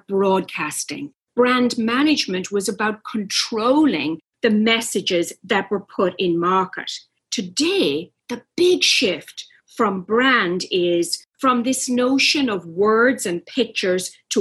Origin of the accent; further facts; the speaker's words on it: Ireland; I grew up in Ireland